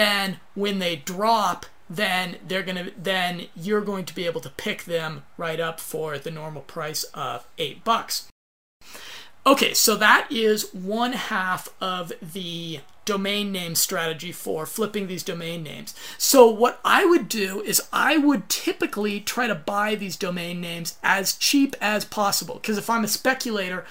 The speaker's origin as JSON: {"language": "English", "country": "United States", "said": "I'm American."}